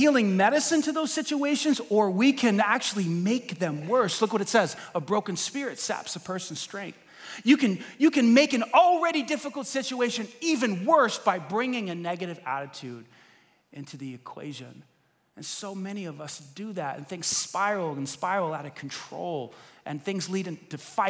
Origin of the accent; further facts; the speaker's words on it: New York, United States; I'm a New Yorker